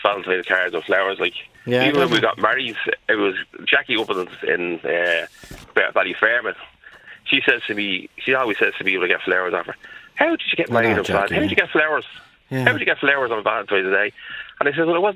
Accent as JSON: {"language": "English", "town": "Dublin", "region": "Leinster", "country": "Ireland", "tie": "born or raised there", "said": "I was from Dorset Street"}